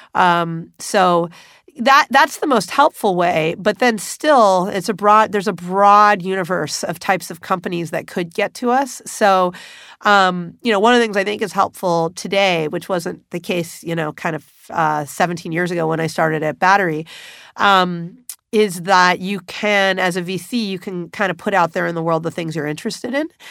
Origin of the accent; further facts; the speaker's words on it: Los Angeles, California, United States; I was back in the city in which I grew up, Los Angeles